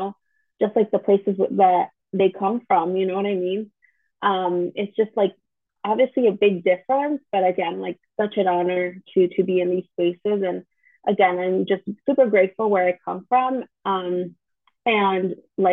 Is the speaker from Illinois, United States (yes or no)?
yes; Chicago, Illinois, United States; we grew up in the Chicagoland area. And so this is where we were like born and raised, and to this day I'm still here